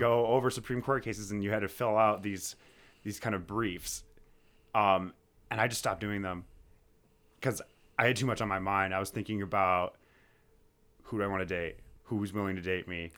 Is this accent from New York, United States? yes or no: yes; Amherst, New York, United States; also born or lived in Buffalo, New York; I was born in Amherst, New York. I've been living and working in the Buffalo area for, for quite a while now